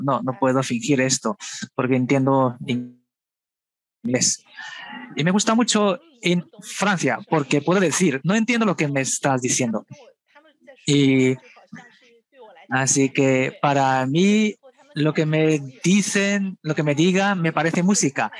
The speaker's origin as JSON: {"language": "Spanish", "region": "Shanghai", "country": "China", "tie": "born or raised there", "also_born_or_lived": "Beijing", "said": "yo no nací en Shanghai, yo nací en realidad en Pekín. Cuando yo era pequeña, vine con mis padres a Shanghai y nos instalamos en Shanghai."}